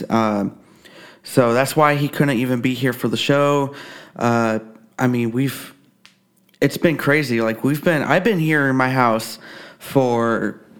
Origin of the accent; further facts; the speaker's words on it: Texas, United States; I live in Kansas. I had a few sightings in my home state of Texas, but nothing as unmistakable as what I witnessed when I first moved here.